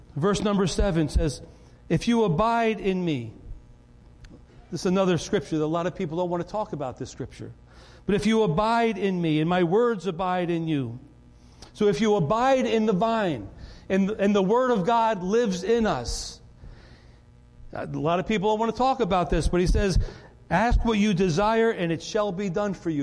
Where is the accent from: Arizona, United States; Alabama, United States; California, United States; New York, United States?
New York, United States; Rye; I grew up in Rye, New York